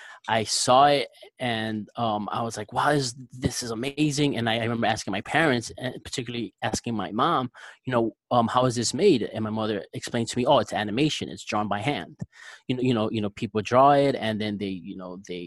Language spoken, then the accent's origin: English; Newark, New Jersey, United States; I grew up in Newark, New Jersey.